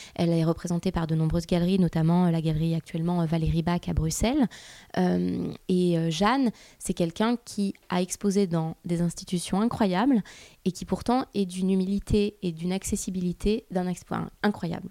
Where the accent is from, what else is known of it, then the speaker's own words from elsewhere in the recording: Nice, Provence-Alpes-Côte d'Azur, France; moved away; also born or lived in Paris; je suis, suis euh, juste d'à côté de Nice. Je suis niçoise d'origine.